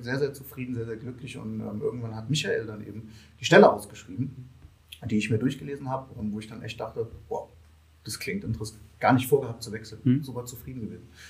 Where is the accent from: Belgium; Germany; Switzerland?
Germany; Kassel, Hesse; moved away; ich komme eigentlich aus Kassel